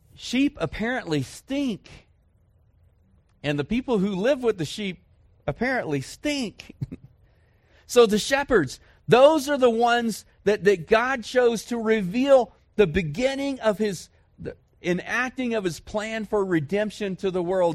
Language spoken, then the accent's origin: English; Dallas, Texas, United States; moved away; I grew up in Dallas, Fort Worth